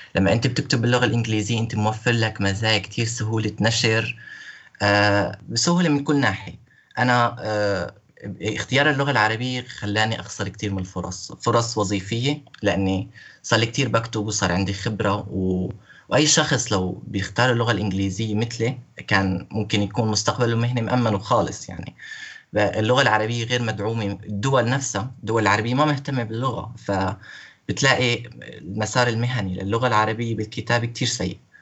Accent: Syria; moved away as an adult; now in Hungary; انا كسوري عايش بهنغاريا

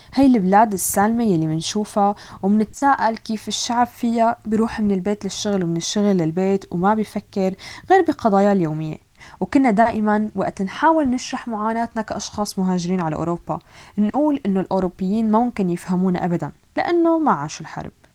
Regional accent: Syria; moved away; also born or lived in Europe; نحن كسوريين

